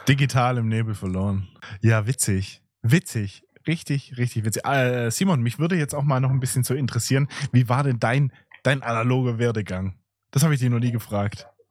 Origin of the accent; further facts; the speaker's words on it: Swabia, Baden-Württemberg, Germany; accent: Swabian; mit meinem schwäbischen Akzent